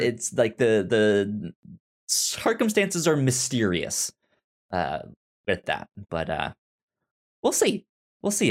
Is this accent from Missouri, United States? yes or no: yes; St. Louis, Missouri, United States; I'm from Saint Louis